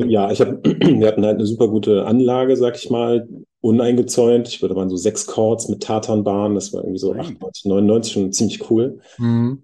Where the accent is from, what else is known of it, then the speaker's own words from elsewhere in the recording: Bad Honnef, North Rhine-Westphalia, Germany; moved away as an adult; also born or lived in Bonn; now in Berlin, Germany; ich bin in Bonn geboren und ein bisschen weiter äh, südlich aufgewachsen im wunderschönen Bad Honnef